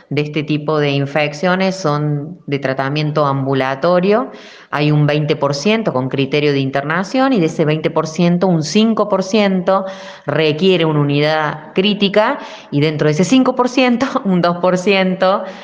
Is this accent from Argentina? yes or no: yes; Argentina; Sé que somos muy argentinos, sé que necesitamos el abrazo, sé que somos familiares